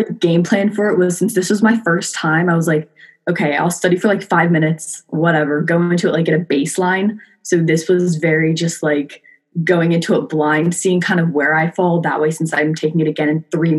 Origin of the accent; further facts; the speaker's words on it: Philadelphia, Pennsylvania, United States; I'm originally from the Philadelphia area, which is nice.